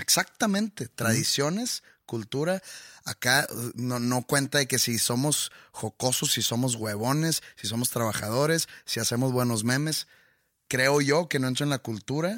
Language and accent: Spanish; Mexico; nuestra cultura como mexicanos